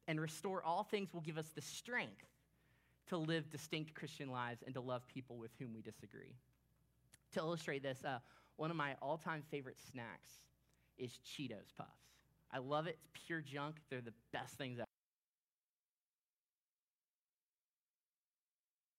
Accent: Orlando, Florida, United States; I grew up in Orlando, Florida

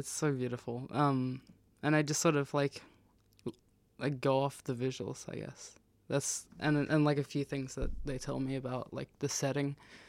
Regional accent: South Australia, Australia; I'm not from New Zealand. I'm from South Australia.

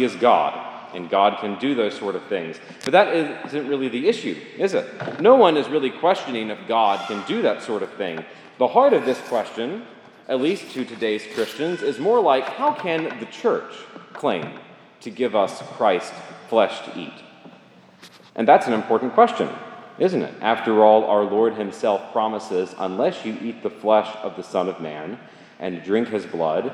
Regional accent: Jackson, Mississippi, United States; now in Greenville, United States; I grew up here in Jackson

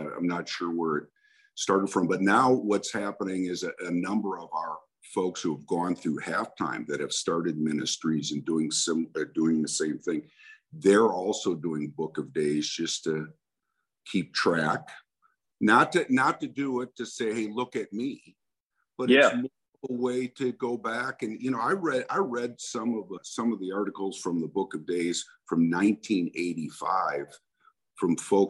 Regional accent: Wisconsin, United States; I grew up in Wisconsin, and we didn't have a whole lot, but we had enough.

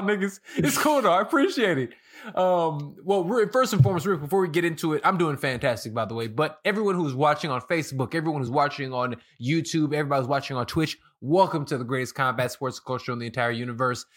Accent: Chicago, Illinois, United States; moved away as an adult; now in Los Angeles, United States; I'm from Chicago, born and raised

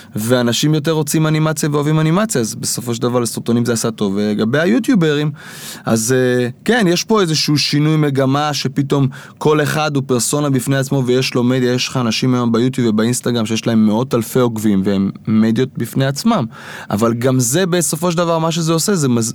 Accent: Kfar Saba, Central District, Israel; אני מכפר סבא במקור

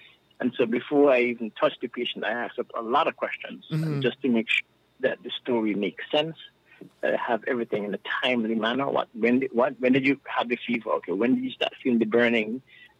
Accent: Newtown, St. Kitts & Nevis; moved away; in my community, I'm from Newtown.

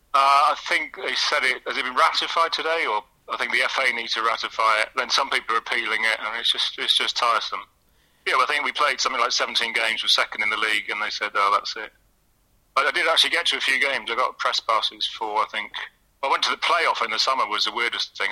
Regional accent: Chester, North West England, United Kingdom; moved away as an adult; also born or lived in Manchester; I grew up in Chester in the 80s

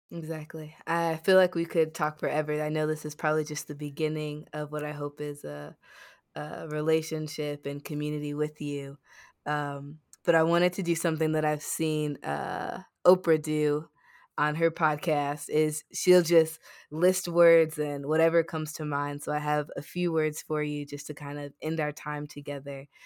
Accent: Seattle, Washington, United States; also born or lived in Chicago; I'm originally well from Seattle and Chicago, but my roots in the Pacific Northwest in many ways. So coming back home to the Pacific Northwest and putting my feet in the soil, I think.

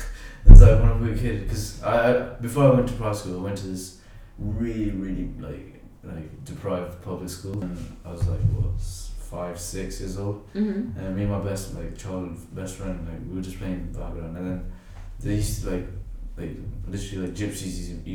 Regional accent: Nepal; I was like, no, I'm not from Pakistan, I'm from Nepal

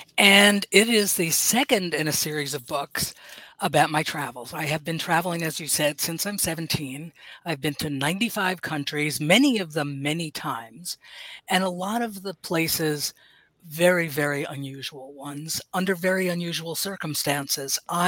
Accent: Manhattan, New York, United States; I grew up in Manhattan, and my mother taking me to ethnic restaurants and museums and cultural performances so that I could learn about the world.

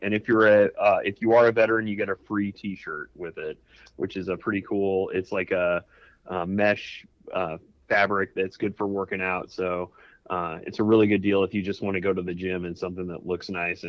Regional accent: Illinois, United States; now in Missouri, United States; I'm originally from Illinois and I live in Missouri.

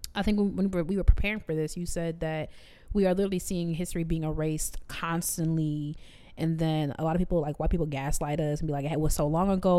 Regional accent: Chicago, Illinois, United States; now in Memphis, United States; I'm from Chicago

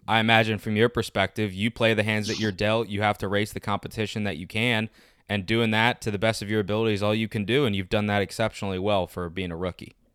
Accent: East Coast, United States; I'm just like from the East Coast.

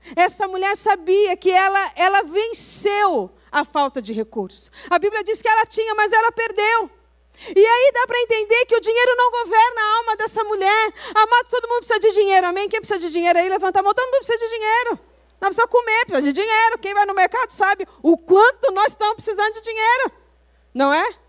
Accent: Ceará, Brazil; now in Campinas, Brazil; eu sou cearense

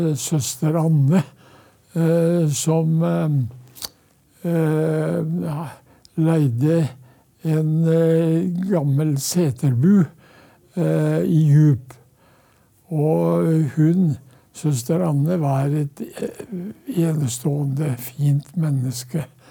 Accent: Norway; hjemme på Ton.

